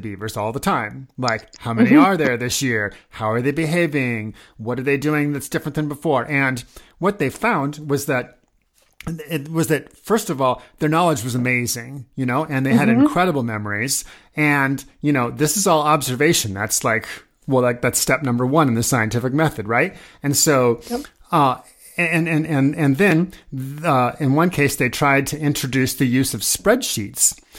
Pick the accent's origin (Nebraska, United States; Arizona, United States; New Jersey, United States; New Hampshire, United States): Nebraska, United States; Omaha; I grew up in Omaha, Nebraska